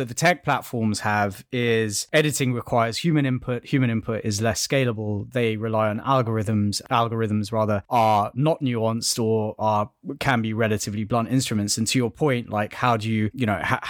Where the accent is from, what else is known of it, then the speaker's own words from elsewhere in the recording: Kenya; I was born in Kenya